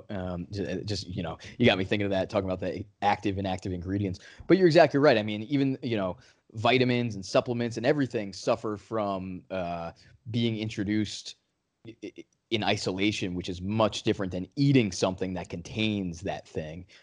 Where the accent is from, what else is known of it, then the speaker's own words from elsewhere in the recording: New England, United States; I'm from New England